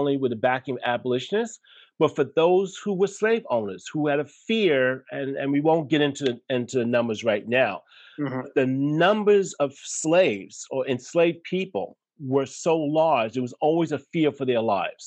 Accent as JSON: {"language": "English", "town": "New York City", "region": "New York", "country": "United States", "accent": "Brooklyn", "said": "my Brooklyn accent"}